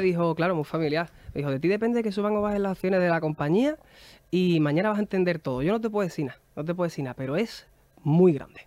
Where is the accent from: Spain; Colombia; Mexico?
Spain; San Fernando, Andalusia; nosotros hacíamos cuando éramos pequeños en San Fernando, en Cádiz